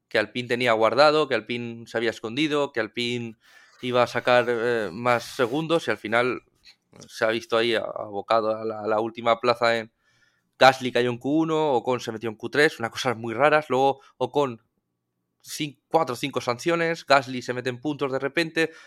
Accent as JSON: {"language": "Spanish", "country": "Spain", "said": "somos aficionados españoles"}